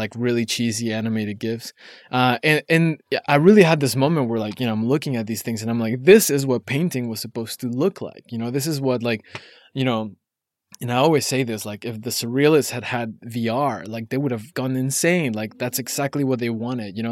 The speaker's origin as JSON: {"language": "English", "country": "Mexico", "tie": "born or raised there", "moved": "yes", "lives_now": "New York, United States", "said": "I grew up in Mexico"}